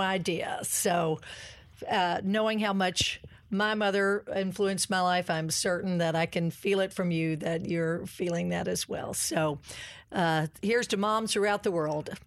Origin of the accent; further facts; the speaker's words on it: Kentucky, United States; moved away; I'm a country girl. Oh, my gracious. I'm from the Bluegrass Go-Cats